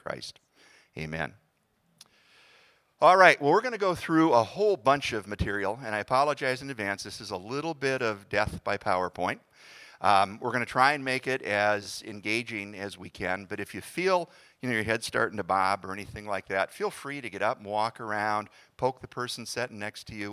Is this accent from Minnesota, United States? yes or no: yes; Hutchinson, Minnesota, United States; moved away as an adult; also born or lived in Montana; we were both born and raised in Hutchinson, Minnesota.